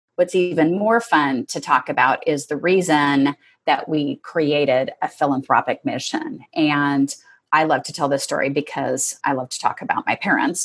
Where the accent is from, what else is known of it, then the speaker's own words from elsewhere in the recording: Seattle, Washington, United States; I grew up in Northeast Seattle with five siblings